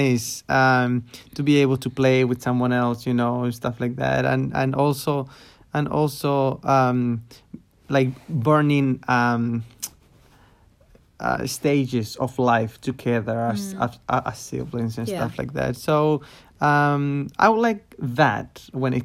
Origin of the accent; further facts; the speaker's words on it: Chile; I grew up in Chile in a city.